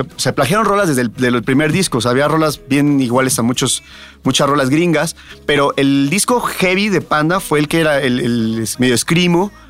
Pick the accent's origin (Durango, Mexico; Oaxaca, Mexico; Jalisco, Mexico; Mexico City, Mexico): Mexico City, Mexico; yo soy de Tepito